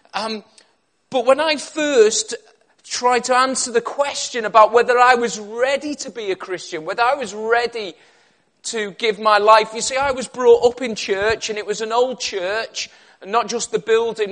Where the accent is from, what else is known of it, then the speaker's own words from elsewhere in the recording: Liverpool, North West England, United Kingdom; moved away as an adult; also born or lived in Cumbria; now in Birmingham, United Kingdom; I was originally from Liverpool